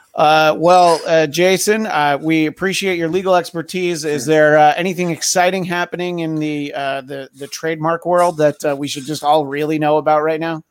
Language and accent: English; New York, United States; moved away; growing up in the Northeast, you know, in New York, yes, it's humid in, in the summer